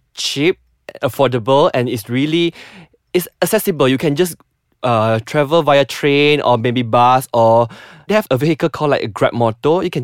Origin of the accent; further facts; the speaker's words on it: Penang, Malaysia; moved away; Penang, because it's my hometown. That's why I frequent go back to visit my parents